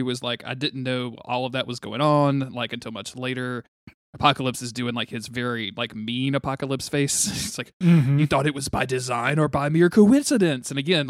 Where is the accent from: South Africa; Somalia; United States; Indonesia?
United States; North Louisiana; accent: North Louisiana